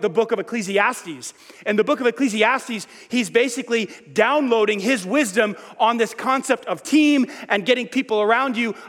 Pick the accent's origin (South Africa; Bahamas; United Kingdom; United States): United States; New York; moved away; I grew up in New York